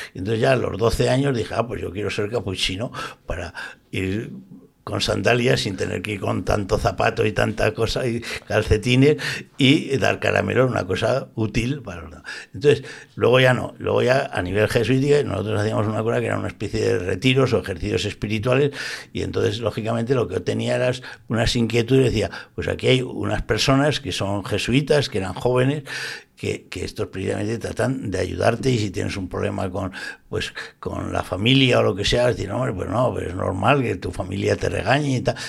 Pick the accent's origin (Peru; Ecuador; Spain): Spain; Zaragoza, Aragon; now in Valencia, Spain; soy de Zaragoza, yo soy del barrio Santa Cruz y bautizado aquí y tal, pero yo llevo ya muchos años viviendo en Valencia